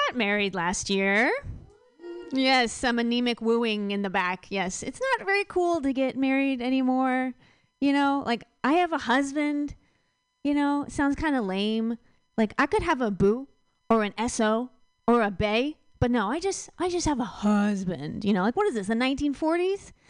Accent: Virginia, United States; I'm from Virginia

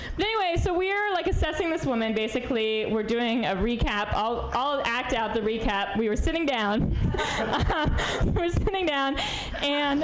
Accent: New York, United States; now in San Francisco, United States; I'm from New York originally

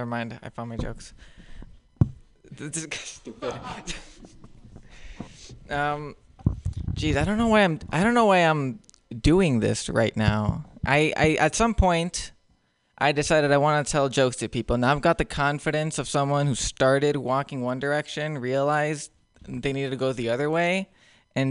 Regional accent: Nicaragua; English is a second language; now in United States; I grew up in Nicaragua my whole life

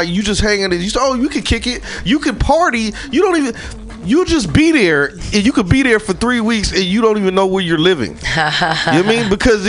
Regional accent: the Bay Area, California, United States; I'm from the Bay

